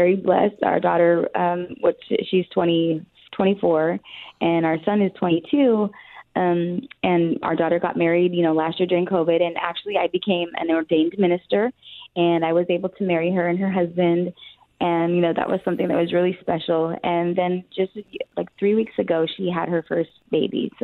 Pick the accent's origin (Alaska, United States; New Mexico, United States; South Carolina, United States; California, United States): New Mexico, United States; Albuquerque; moved away; also born or lived in Texas; I was born and raised in Albuquerque, New Mexico